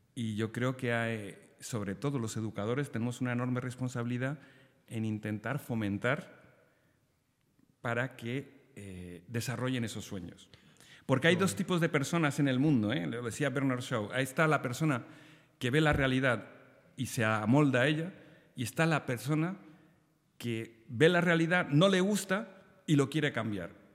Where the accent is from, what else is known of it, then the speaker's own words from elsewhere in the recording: Spain; en Argentina todos los españoles somos gallegos